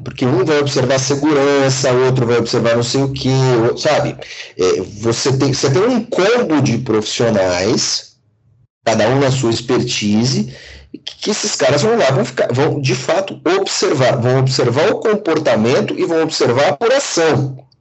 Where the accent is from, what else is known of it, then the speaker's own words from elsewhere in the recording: Brazil; sendo brasileiro, sendo cidadão do mundo